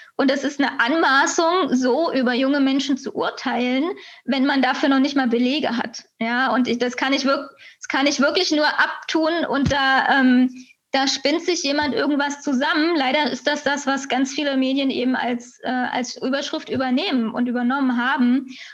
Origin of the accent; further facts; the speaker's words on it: Cottbus, Brandenburg, Germany; now in Berlin, Germany; ich bin in Cottbus geboren